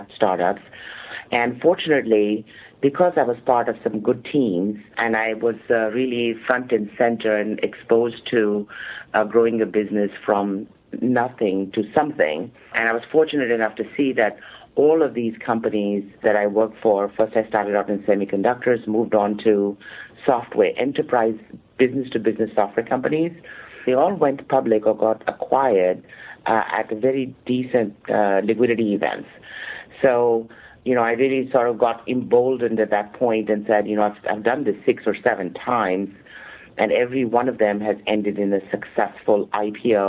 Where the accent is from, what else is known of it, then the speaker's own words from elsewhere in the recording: India; moved away as an adult; also born or lived in Milpitas, California; now in United States; I am from India, and I actually came to the U.S. somewhat accidentally